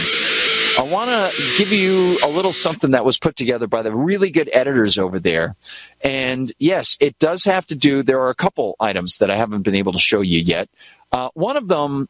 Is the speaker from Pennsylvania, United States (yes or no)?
no; near Boston, Massachusetts, United States; near Boston. So he made fun of my accent